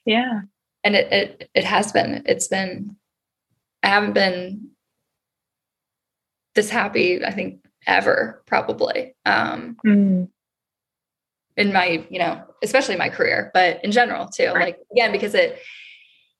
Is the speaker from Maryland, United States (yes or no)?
yes; Maryland, United States; moved away as an adult; also born or lived in Baltimore, Maryland; now in Austin, United States; I'm originally from Maryland